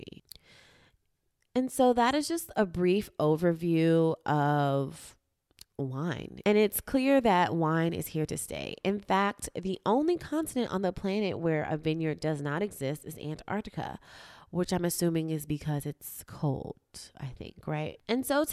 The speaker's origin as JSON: {"language": "English", "town": "New York City", "region": "New York", "country": "United States", "moved": "yes", "lives_now": "California, United States", "said": "we're always from Harlem"}